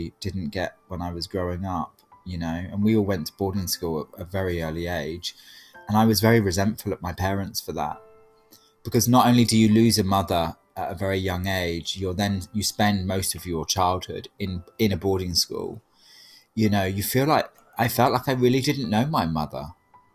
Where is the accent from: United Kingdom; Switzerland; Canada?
United Kingdom; being British, like I'm very established in a British family